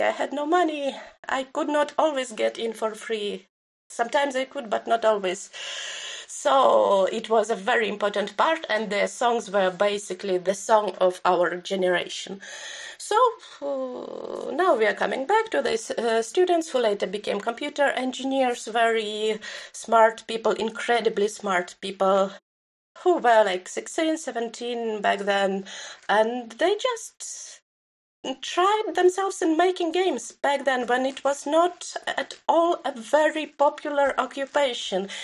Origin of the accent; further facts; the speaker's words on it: Belarus; my own experience of growing up in Belarus